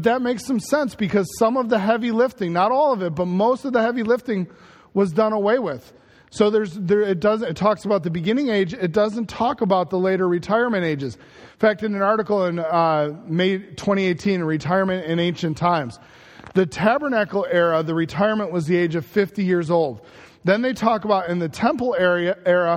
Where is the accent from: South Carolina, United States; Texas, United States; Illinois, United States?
Illinois, United States; Chicago; I loved growing up in Chicago